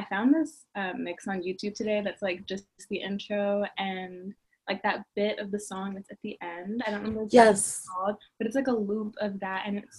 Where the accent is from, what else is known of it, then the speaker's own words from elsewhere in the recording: Atlanta, Georgia, United States; also born or lived in Los Angeles; I'm 22. I'm from Atlanta.